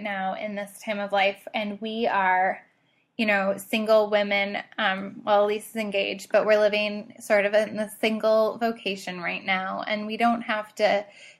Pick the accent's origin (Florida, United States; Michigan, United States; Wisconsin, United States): Wisconsin, United States; also born or lived in Minneapolis, Minnesota; I grew up mostly in Wisconsin.